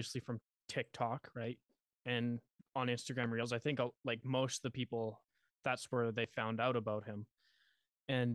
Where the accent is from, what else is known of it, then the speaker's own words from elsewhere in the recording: Western Canada, Canada; I'm from Canada, Western Canada.